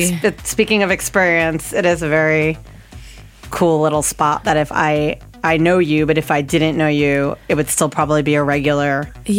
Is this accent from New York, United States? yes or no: yes; New York, United States; where are you from? I'd be like, New York.